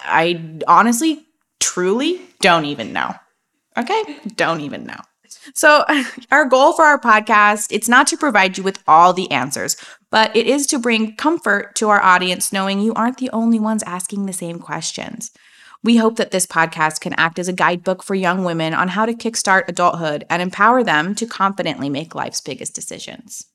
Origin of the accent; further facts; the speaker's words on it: Napa Valley, California, United States; I grew up in Napa Valley